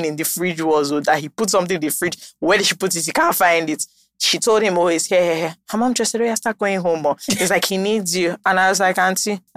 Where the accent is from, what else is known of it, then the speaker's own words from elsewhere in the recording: Nigeria; I'm Nigerian